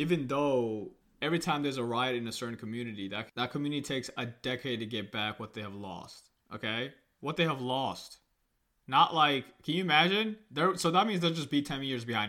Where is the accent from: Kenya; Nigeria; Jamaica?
Kenya; now in United States; I was born in Kenya and I came here, you know, so I am technically African American because I'm an American citizen now